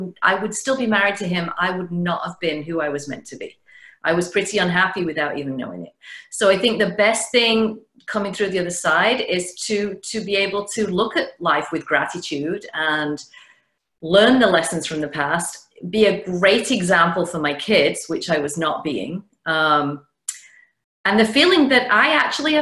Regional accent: the north of England, United Kingdom; now in Connecticut, United States; Originally, as you can tell, I'm from England, the north of England, but I live in Connecticut now, about an hour outside New York.

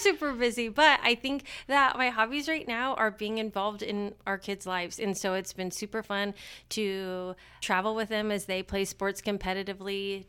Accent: Marion, Indiana, United States; moved away as an adult; also born or lived in Randolph County, Indiana; now in Winchester, United States; I am from Marion in Grant County, and grew up and lived there my whole life

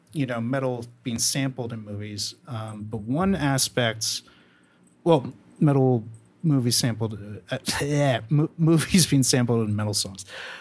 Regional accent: El Salvador; shut up. I'm from El Salvador. Like, we didn't get shit.

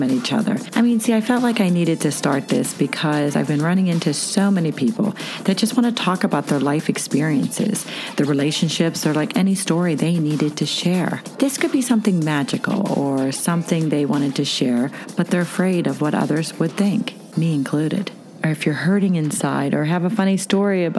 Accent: Pittsburgh, Pennsylvania, United States; I'm a Pittsburghese girl

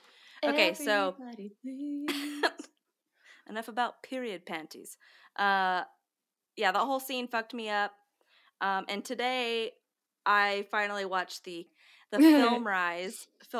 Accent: Canton, Georgia, United States; growing up in Canton, Georgia

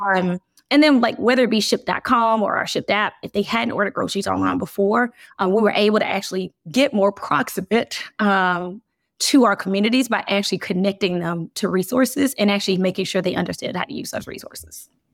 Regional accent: Birmingham, Alabama, United States; I grew up in Birmingham

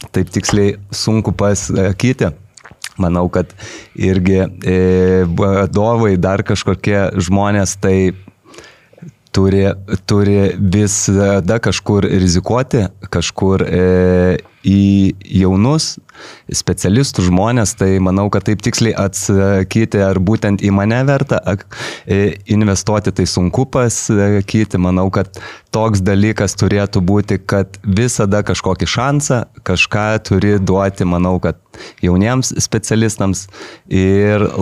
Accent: Kaunas, Kaunas County, Lithuania; aš pats kaunietis

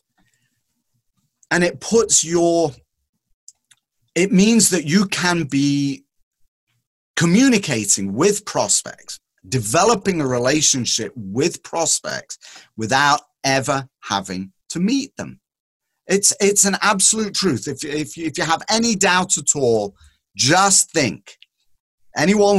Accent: England, United Kingdom; moved away; when I was growing up in England

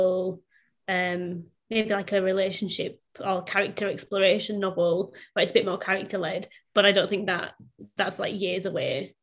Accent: Bradford, Yorkshire and the Humber, United Kingdom; now in Sydney, Australia; I'm originally from Bradford in the north of England, hence the accent, but I'm currently living in Sydney at the minute

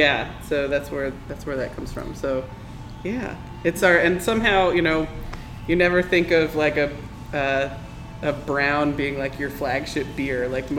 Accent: Vermont, United States; moved away as an adult; now in Nashville, United States; I'm from Vermont. I came to Nashville to go to Vanderbilt Law School

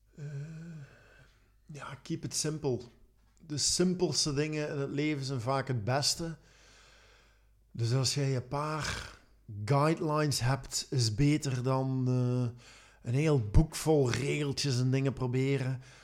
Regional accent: Belgium; ik nu als Belg

